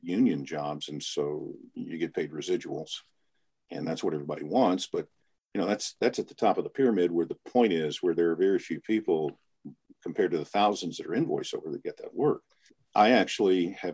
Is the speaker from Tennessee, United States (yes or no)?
yes; Memphis, Tennessee, United States; moved away as an adult; now in Chicago, United States; I was born and raised in Memphis, Tennessee. I live outside of Chicago for the last almost 25 years now